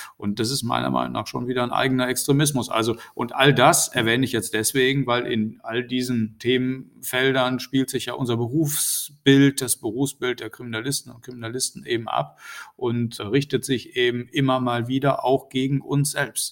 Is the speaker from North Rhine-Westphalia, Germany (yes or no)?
yes; North Rhine-Westphalia, Germany; in Nordrhein-Westfalen, wo ich ja herkomme